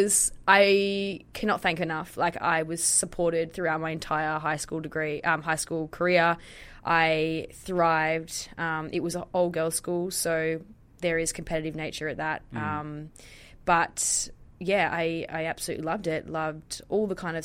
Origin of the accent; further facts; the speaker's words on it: Tasmania, Australia; So I grew up in Tassie